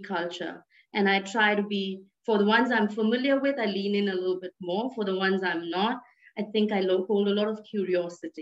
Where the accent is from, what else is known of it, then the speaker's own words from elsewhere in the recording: India; my origin is India, I'm Indian